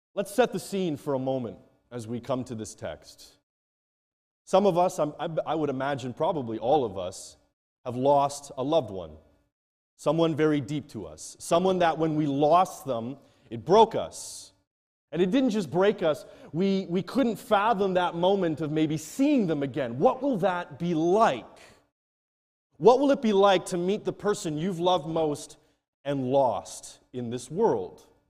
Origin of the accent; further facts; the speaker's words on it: Canada; moved away as an adult; now in Nigeria; I head back to my home country, Canada